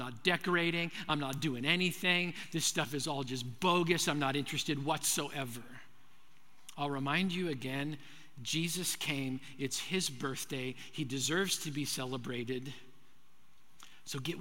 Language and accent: English; Manitoba, Canada; I grew up in Manitoba, Canada